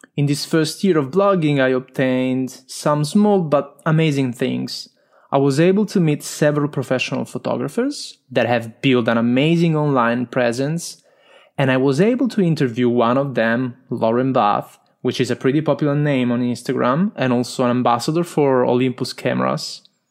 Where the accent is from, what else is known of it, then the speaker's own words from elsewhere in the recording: Italy; accent: strong Italian; English is a second language; I'm Italian, as you can hear from my strong accent